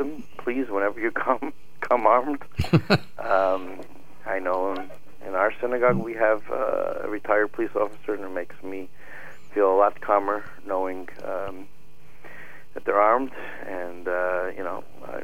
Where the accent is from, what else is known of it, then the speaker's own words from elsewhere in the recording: United States; we're Americans